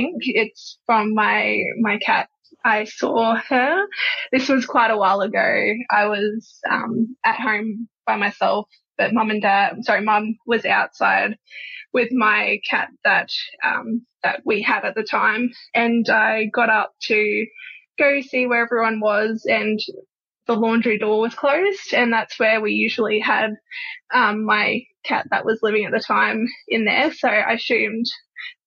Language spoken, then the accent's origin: English; Australia; I'm from Australia.